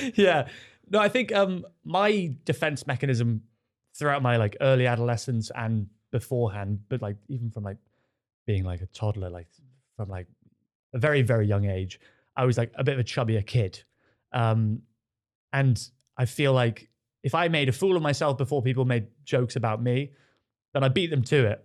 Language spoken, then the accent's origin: English; Devon, South West England, United Kingdom; now in London, United Kingdom; I grew up in Devon in a village